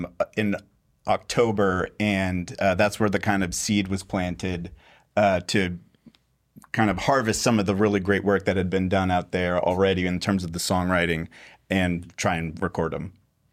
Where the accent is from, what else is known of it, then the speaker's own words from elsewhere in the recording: Austin, Texas, United States; I'm from Austin, Texas.